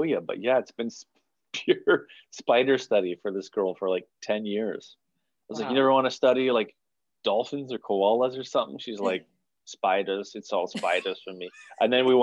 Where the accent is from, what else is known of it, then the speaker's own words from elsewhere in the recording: Montreal, Quebec, Canada; moved away as an adult; now in Toronto, Canada; I grew up in Montreal